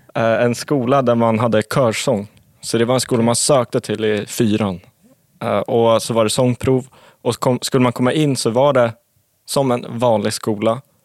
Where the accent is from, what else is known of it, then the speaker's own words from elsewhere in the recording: Sundbyberg, Stockholm County, Sweden; jag är uppvuxen i Sundbyberg